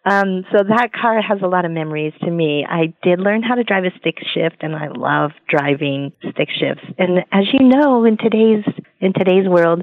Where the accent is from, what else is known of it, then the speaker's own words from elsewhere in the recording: Colorado, United States; Well, actually, I am from Colorado.